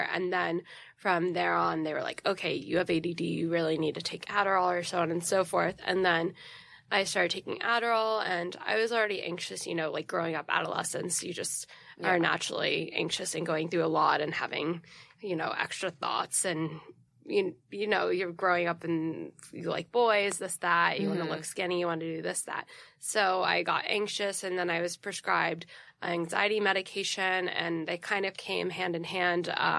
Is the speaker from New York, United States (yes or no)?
yes; New York City, New York, United States; also born or lived in Connecticut; I grew up born and raised Upper East Side.